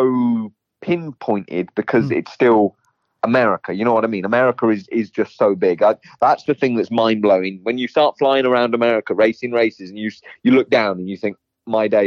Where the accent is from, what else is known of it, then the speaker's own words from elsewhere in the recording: England, United Kingdom; also born or lived in California; now in Florida, United States; I'm an English rider